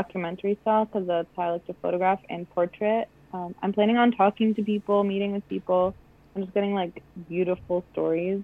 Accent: Beirut, Beirut Governorate, Lebanon; also born or lived in Gatineau, Quebec; now in Toronto, Canada; we're from Beirut

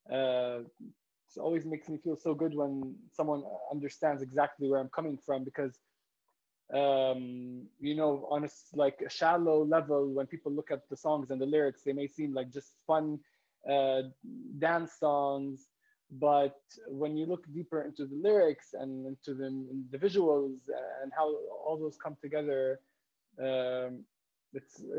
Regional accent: Jerusalem, Palestine; English is a second language; growing up in Jerusalem under occupation, being queer, and how all these things come together.

